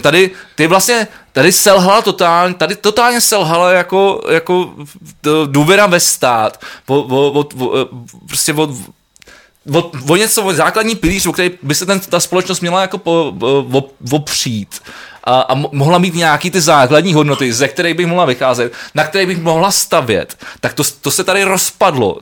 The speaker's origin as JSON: {"language": "Czech", "region": "Prague", "country": "Czechia", "said": "jsem Pražák"}